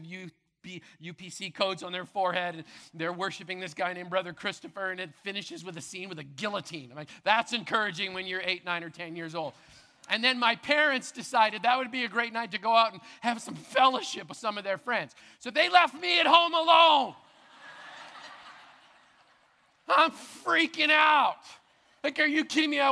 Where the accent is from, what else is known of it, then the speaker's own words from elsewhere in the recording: Brandon, Manitoba, Canada; as a little kid growing up in Madison Crescent Baptist Church in Brandon, Manitoba